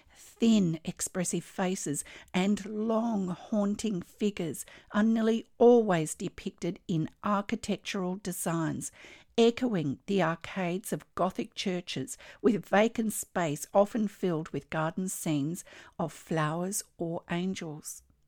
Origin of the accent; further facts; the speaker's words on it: Australia; I'm an Australian textile artist